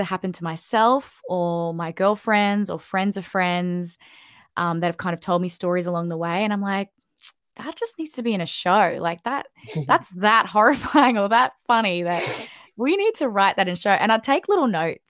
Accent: Sunshine Coast, Queensland, Australia; moved away as an adult; also born or lived in Sydney, Australia / London, United Kingdom; When I moved back to the Sunshine Coast, I kind of felt like this is my hometown

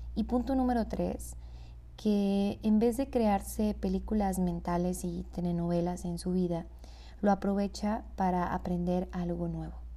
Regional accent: Hermosillo, Sonora, Mexico; yo soy de Hermosillo, Sonora

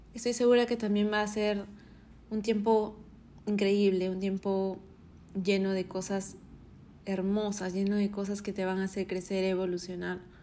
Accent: Arequipa, Peru; now in Lima, Peru; Arequipa, de donde soy, Perú. Pero este año quise recibirlo en Lima, donde vivo

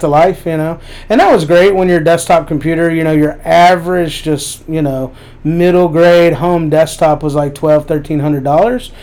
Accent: Lexington, Kentucky, United States; also born or lived in North Carolina; I was born in Lexington. I've lived here most of my life

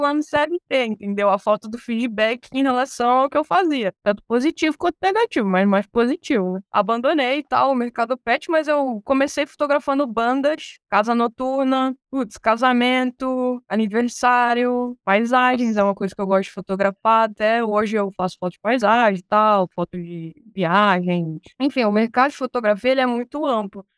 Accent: Angra dos Reis, Rio de Janeiro, Brazil; moved away; Quando a gente morava lá em Angra dos Reis, pra quem não sabe, eu sou carioca. Sou angrense, na verdade. Sou angrense, nasci em Angra dos Reis

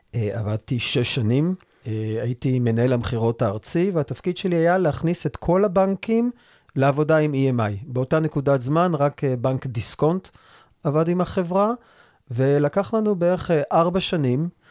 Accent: Rehovot, Central District, Israel; also born or lived in Re'ut; now in Rosh HaAyin, Israel; ובמקור אני נולדתי וגדלתי ברחובות. גר היום בראש העין

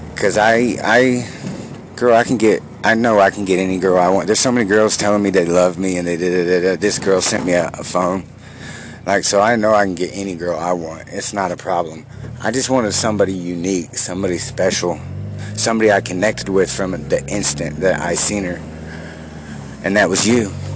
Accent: the South, United States; I'm from the South

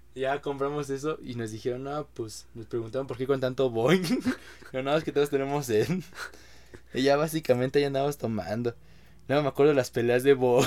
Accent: Mexico; como buen mexicano

